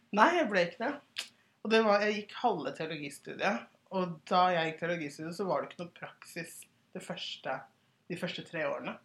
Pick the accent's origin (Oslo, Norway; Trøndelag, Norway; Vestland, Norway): Oslo, Norway; also born or lived in Sierra Leone; Jeg er 31 år, fra Hauketå og Oslo.